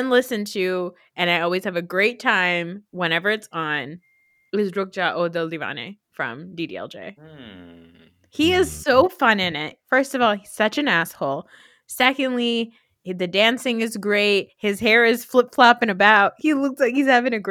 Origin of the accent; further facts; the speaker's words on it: New Jersey, United States; I'm from New Jersey.